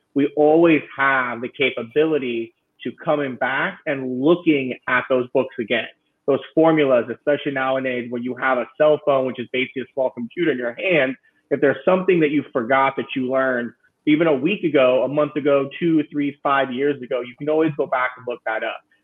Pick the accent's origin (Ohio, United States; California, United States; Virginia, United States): California, United States; Central; moved away as an adult; now in San Francisco, United States; my hometown in uh, Central California